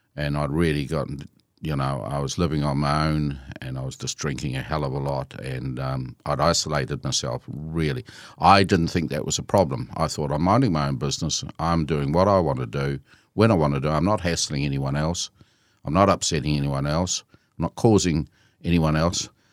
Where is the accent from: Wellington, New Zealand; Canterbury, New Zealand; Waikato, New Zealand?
Canterbury, New Zealand; Christchurch; I was born in Christchurch, and I um, um, grew up in Christchurch and went to school in Christchurch